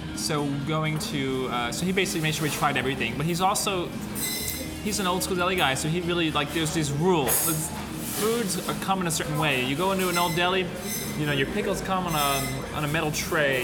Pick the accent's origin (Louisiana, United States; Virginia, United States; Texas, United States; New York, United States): New York, United States; New York area, United States; we grew up in the New York area